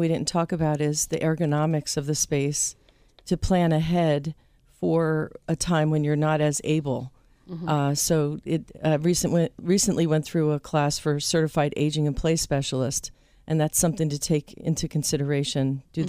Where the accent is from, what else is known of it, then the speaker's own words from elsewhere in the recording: New Jersey, United States; moved away; But I'm here from New Jersey. Don't hold that against me for those that don't know me.